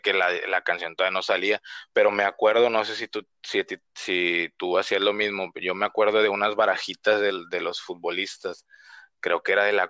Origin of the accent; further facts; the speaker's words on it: Reynosa, Tamaulipas, Mexico; moved away as an adult; now in Tijuana, Mexico; yo soy de Reynosa, Tamaulipas, y nací, crecí ahí mm, casi todos los años que tengo